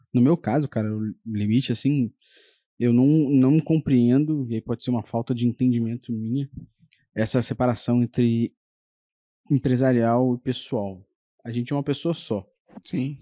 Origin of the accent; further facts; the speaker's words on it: Rio de Janeiro, Brazil; a gente é carioca